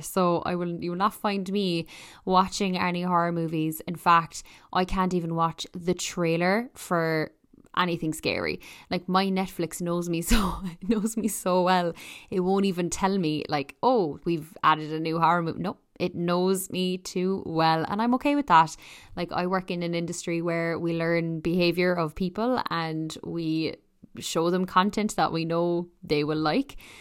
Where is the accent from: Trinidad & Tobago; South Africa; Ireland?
Ireland; also born or lived in Toronto; I'm Irish